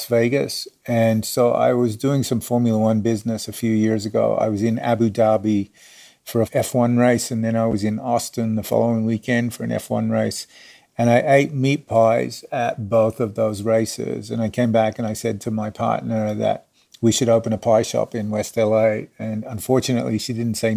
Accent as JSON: {"language": "English", "town": "Adelaide", "region": "South Australia", "country": "Australia", "tie": "born or raised there", "also_born_or_lived": "Sydney, Australia / New York, United States / Madrid, Spain / London, United Kingdom", "moved": "as an adult", "lives_now": "Los Angeles, United States", "said": "I'm Australian. I grew up in Adelaide in South Australia"}